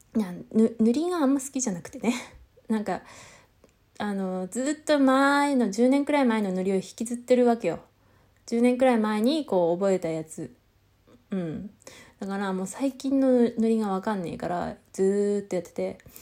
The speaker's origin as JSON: {"language": "Japanese", "region": "Tohoku", "country": "Japan", "accent": "Tohoku-ben", "said": "自分の東北弁を聞くと、なんかね、東北弁っていう認識じゃないから、ほら、なんか、こう、何、ネイティブだからね"}